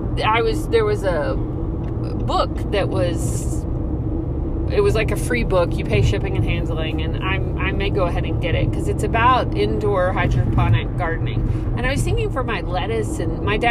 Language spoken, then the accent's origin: English; Texas, United States; moved away as an adult; now in Georgia, United States; we grew up in Texas